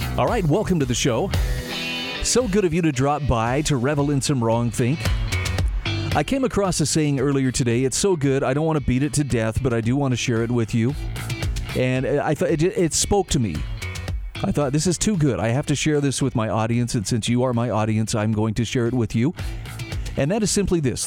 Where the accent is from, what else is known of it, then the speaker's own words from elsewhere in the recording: Utah, United States; my home state of Utah